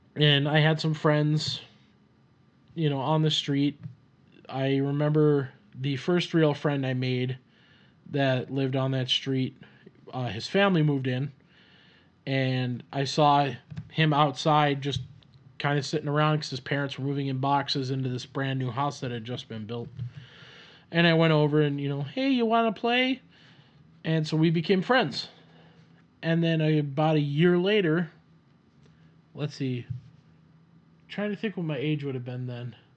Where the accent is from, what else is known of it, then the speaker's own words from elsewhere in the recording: Minneapolis, Minnesota, United States; accent: Minnesota; I was born in Minnesota. And you could probably hear the accent with me just saying Minnesota. And I grew up around the Twin Cities for a time. Uh, majority of my life was spent in the suburbs of the Twin Cities